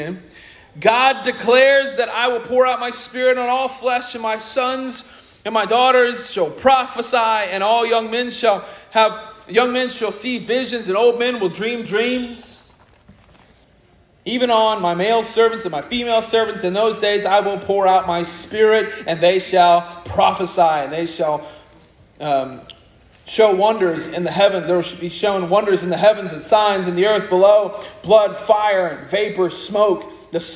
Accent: Oklahoma, United States; accent: Okie; first language English; I'm from Oklahoma, I'm Okie, speaking Okie

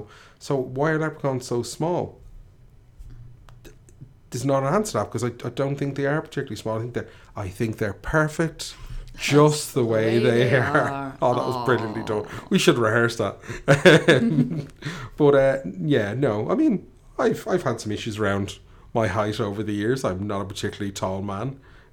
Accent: Ireland; I grew up in Tallinn

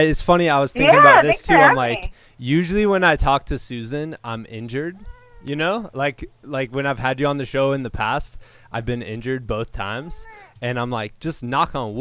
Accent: Iowa, United States; now in Virginia, United States; I'm from Iowa and there's no bears

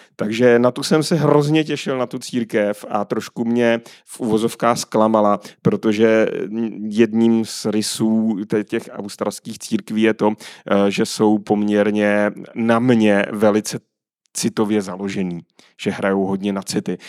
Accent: Czechia; my jako Češi i národ

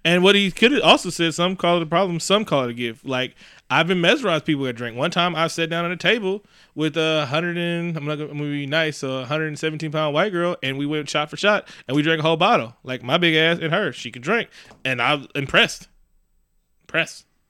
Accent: Oakland, California, United States; also born or lived in Concord, California; I'm from East Oakland. I love being from East Oakland

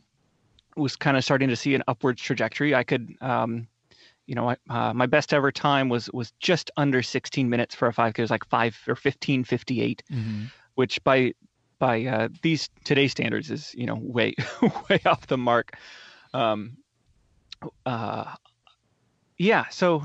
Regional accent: North Bend, Oregon, United States; So I grew up down in Coos Bay or North Bend, Oregon.

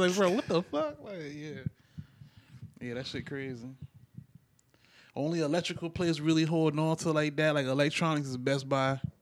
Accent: Charleston, South Carolina, United States; growing up in Charleston

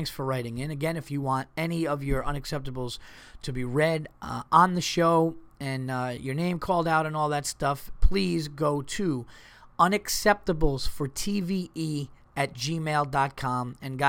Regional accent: Montreal, Quebec, Canada; I come from Montreal, where winters are absolutely brutal.

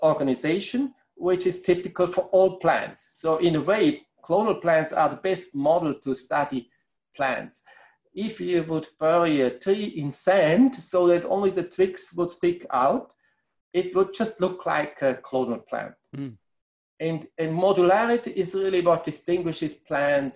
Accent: Switzerland; English is a second language; moved away as an adult; also born or lived in Bangor, Wales

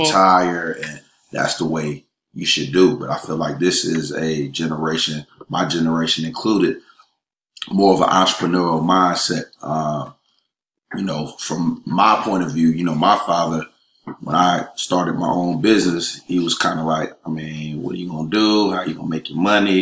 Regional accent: Raleigh, North Carolina, United States; moved away as an adult; now in Atlanta, United States; I'm originally from Raleigh, North Carolina.

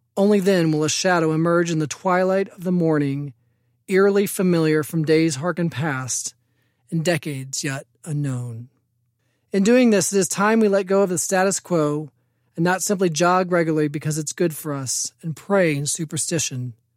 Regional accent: Evansville, Indiana, United States; I was born in Indianapolis, raised in Evansville for most of my life.

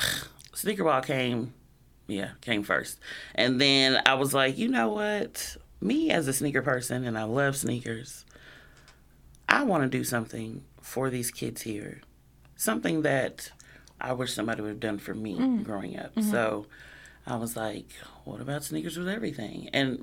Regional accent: Illinois, United States; born there; But I was born here in the States, in Illinois, back in 81.

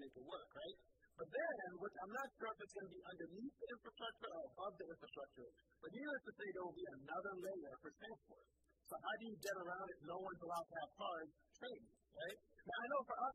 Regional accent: United States; I'm an American

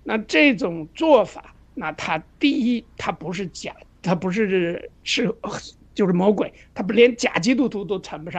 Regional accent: China; 就是我们中国人，我觉着有一个很共性的一个东西，

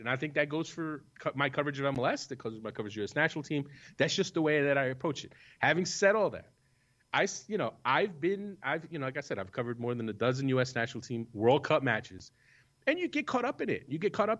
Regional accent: United States; I am an American

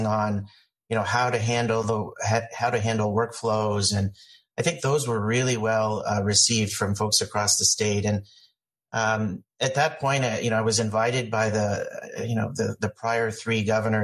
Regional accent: Indianapolis, Indiana, United States; I grew up here in Indianapolis, consider myself a Hoosier, born here at IU

